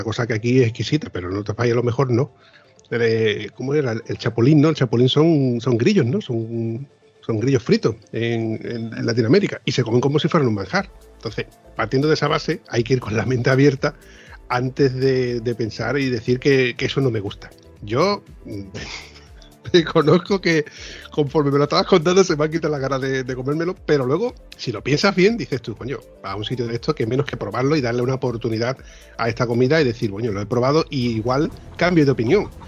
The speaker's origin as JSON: {"language": "Spanish", "region": "Andalusia", "country": "Spain", "said": "Yo he dicho un puchero porque, como andaluz que soy, es la comida típica de aquí"}